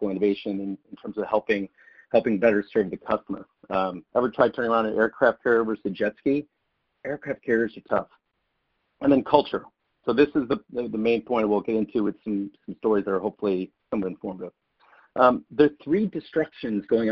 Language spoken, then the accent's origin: English; Syracuse, New York, United States; I grew up in the 70s as an Irish Catholic up in Syracuse, New York